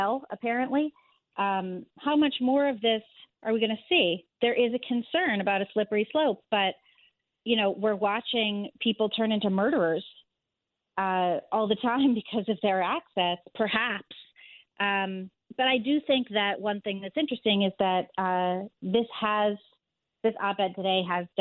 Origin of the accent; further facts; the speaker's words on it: Northeast Corridor, United States; now in New York City, United States; I grew up entirely in the Northeast Corridor